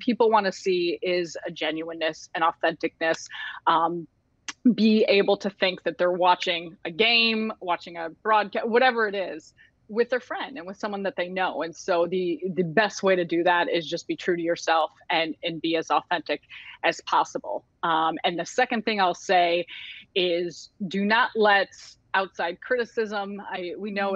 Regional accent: Chicago, Illinois, United States; born and raised in Chicago and grew up around Chicago

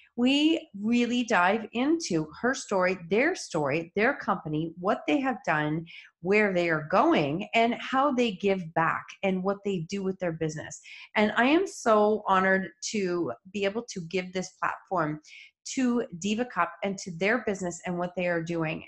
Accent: Kitchener, Ontario, Canada; we are both from Kitchener Waterloo

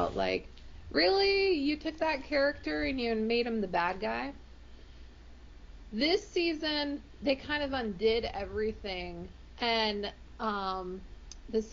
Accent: United States; I'm American

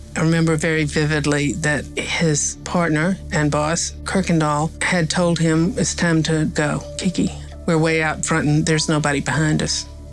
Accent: Appalachia, United States; moved away; I'm from Appalachia

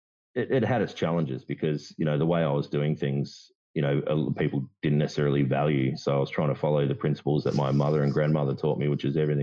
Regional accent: Kambalda, Western Australia, Australia; also born or lived in Kalgoorlie, Australia; I grew up in a little mining town called Kembalda in WA

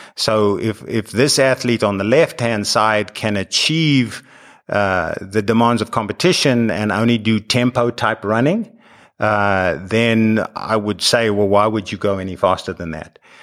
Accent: South Africa; moved away as an adult; now in United States; growing up in South Africa where the Comrades Marathon is the thing

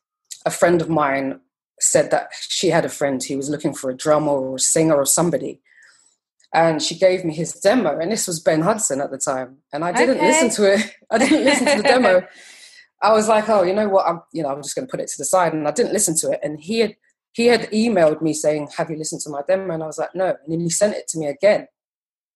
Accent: London, United Kingdom; moved away as an adult; now in Brooklyn, United States; this is West London. So I grew up in West London

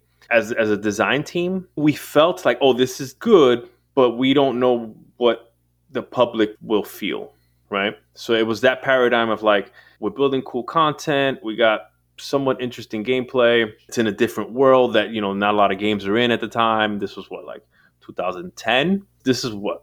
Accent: New York City, New York, United States; moved away; also born or lived in West Coast; New York City is like stomping grounds, born and raised, and then somehow found my way to the West Coast

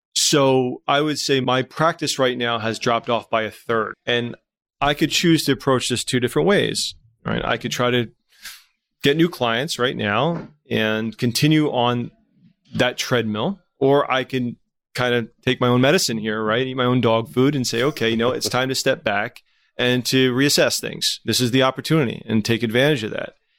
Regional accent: Trenton, New Jersey, United States; growing up in Trenton

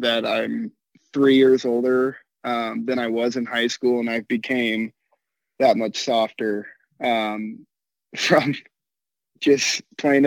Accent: Norfolk, Nebraska, United States; moved away as an adult; now in Kansas, United States; I'm from Norfolk, Nebraska

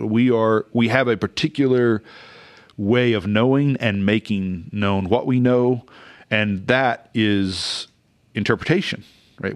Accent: Oklahoma, United States; I grew up in Oklahoma in a independent Pentecostal church

